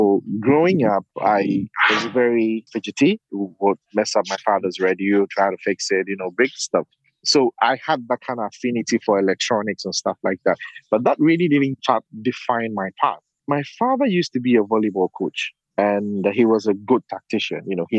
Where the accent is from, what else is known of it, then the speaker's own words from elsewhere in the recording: Ghana; English is a second language; also born or lived in Portland, Oregon; I am from Ghana, West Africa. Up until 2 years ago, I was living and working in Portland, Oregon. But now I'm back in Accra, Ghana